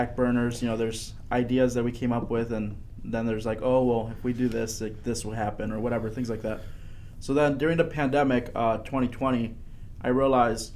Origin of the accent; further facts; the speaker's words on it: Aurora, Illinois, United States; also born or lived in Sugar Grove, Illinois; I was born and raised in Aurora, Illinois.